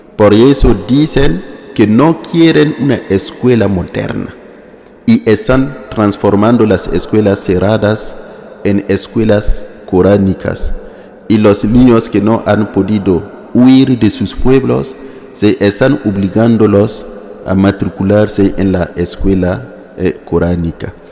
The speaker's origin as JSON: {"language": "Spanish", "town": "Ouahigouya", "region": "Nord", "country": "Burkina Faso", "second_language": "Spanish", "said": "vengo de la diócesis de Wayugia, Wayugia que está en el norte de Burkina, en el norte, al lado de Mali"}